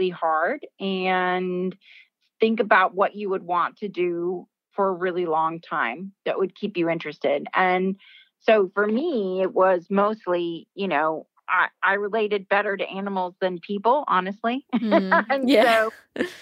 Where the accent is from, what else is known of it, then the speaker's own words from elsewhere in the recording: California, United States; I grew up in California